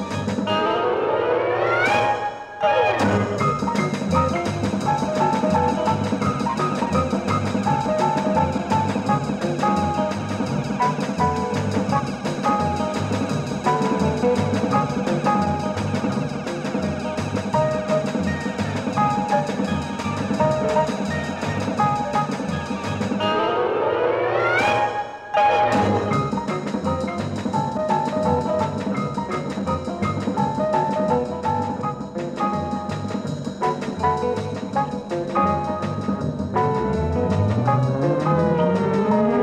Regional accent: Manchester, North West England, United Kingdom; my hometown Manchester

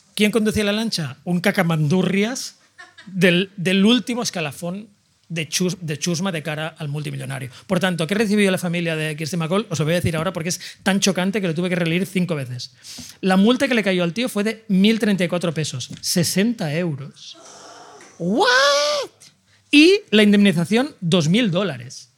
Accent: Sant Boi de Llobregat, Catalonia, Spain; yo soy de San Boy

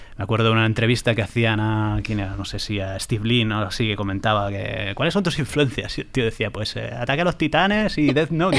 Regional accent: San Sebastián, Basque Country, Spain; yo que soy de San Sebastián, es Drago y Bola en euskera

